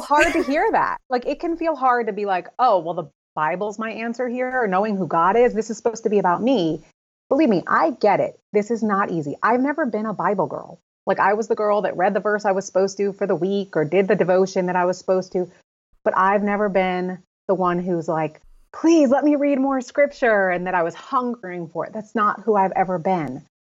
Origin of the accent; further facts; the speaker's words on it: Connecticut, United States; I'm living still in my hometown in Connecticut.